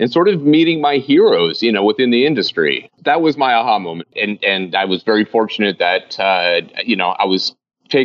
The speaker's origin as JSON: {"language": "English", "region": "New Jersey", "country": "United States", "tie": "born or raised there", "said": "I grew up in New Jersey in that car"}